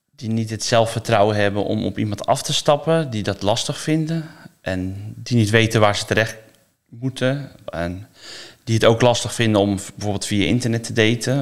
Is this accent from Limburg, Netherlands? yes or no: no; Noordwijk, South Holland, Netherlands; Ik kom uit Noordwijk